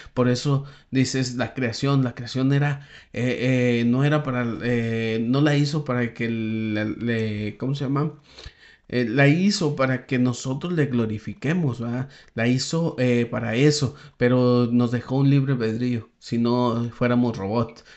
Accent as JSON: {"language": "Spanish", "town": "Saltillo", "region": "Coahuila", "country": "Mexico", "also_born_or_lived": "Palaúm (unclear, where he has lived 13 years)", "moved": "as an adult", "said": "Yo soy de Saltillo"}